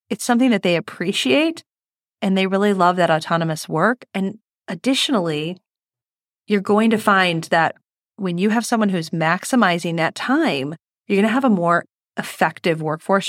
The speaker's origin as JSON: {"language": "English", "town": "Detroit", "region": "Michigan", "country": "United States", "said": "I'm from Detroit"}